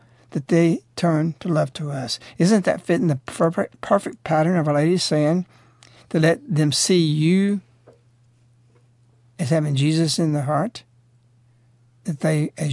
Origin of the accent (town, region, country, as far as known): United States